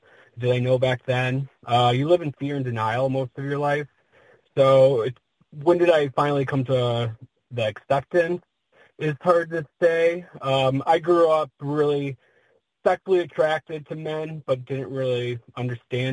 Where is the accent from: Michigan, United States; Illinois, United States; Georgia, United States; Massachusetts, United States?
Michigan, United States; Dearborn; I'm from Dearborn, Michigan, which is the suburbs of Detroit. Born and raised, and I'm still here now.